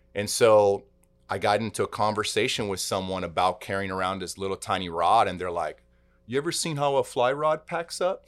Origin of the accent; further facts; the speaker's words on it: Texas, United States; growing up in Texas